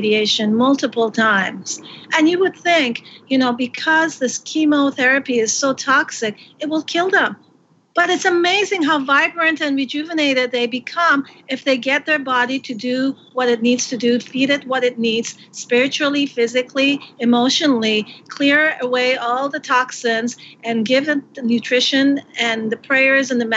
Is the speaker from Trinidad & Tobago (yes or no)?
no; Canada; I'm Canadian